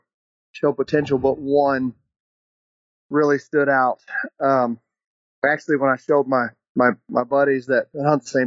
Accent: Forney, Texas, United States; I'm from Forney, Texas, just outside of Dallas.

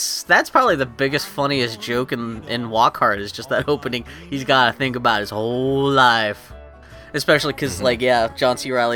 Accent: Texas, United States; also born or lived in Juárez, Mexico; I was growing up in Texas and fucking Juarez

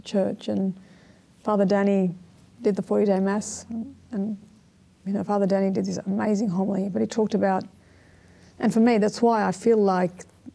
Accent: Sydney, New South Wales, Australia; also born or lived in Strathfield / eastern suburbs; I grew up in the inner west

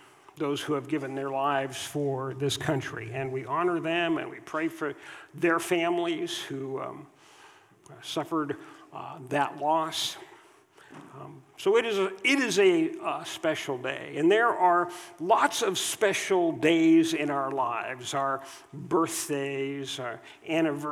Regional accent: United States; growing up in America, being born here

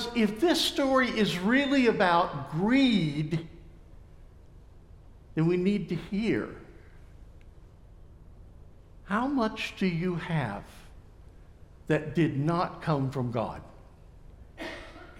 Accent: Thomasville, United States; my hometown of Thomasville, at the Finch House

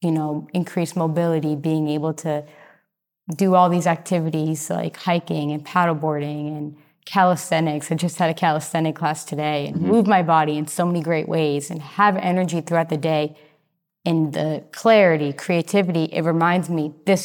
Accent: Massachusetts, United States; now in Austin, United States; So I came from Massachusetts to Austin, and it was 6 days driving.

